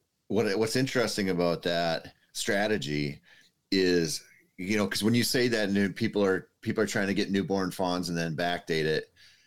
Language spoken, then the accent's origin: English; Minnesota, United States; I think that's just growing up in Minnesota and not hunting the rut.